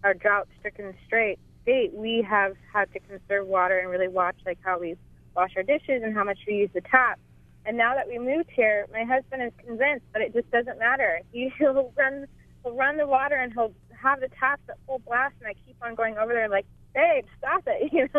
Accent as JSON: {"language": "English", "region": "California", "country": "United States", "moved": "as an adult", "lives_now": "Oahu, United States", "said": "I'm originally from California. We've been here a month."}